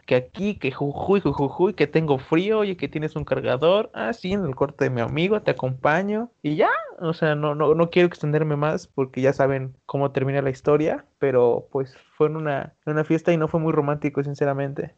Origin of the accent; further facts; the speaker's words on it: Veracruz, Mexico; Soy de Veracruz, soy de rancho